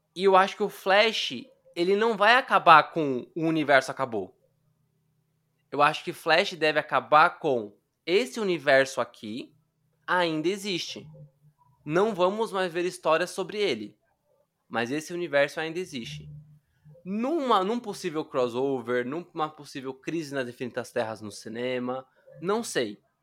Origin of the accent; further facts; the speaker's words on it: Brazil; como eu sou latino, eu não sei se vocês sabem, mas brasileiro é latino, tá?